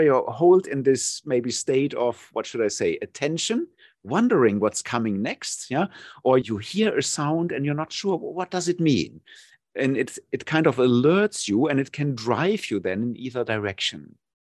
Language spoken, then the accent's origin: English; Germany; moved away as an adult; now in Thailand; my home country, Germany.